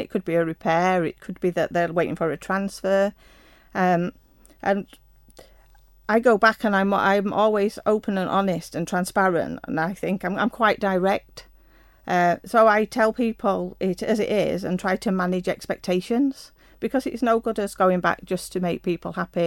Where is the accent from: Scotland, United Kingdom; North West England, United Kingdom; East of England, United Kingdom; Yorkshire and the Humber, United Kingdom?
Yorkshire and the Humber, United Kingdom; moved away as an adult; also born or lived in London; I was born in South Yorkshire in a small mining town. Um, attended a local school and left school at 17